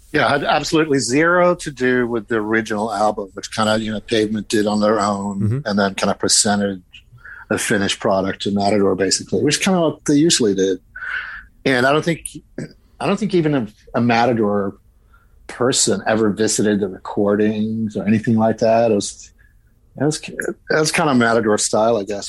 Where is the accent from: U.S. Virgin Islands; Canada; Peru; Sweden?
Sweden; moved away; I'm Swedish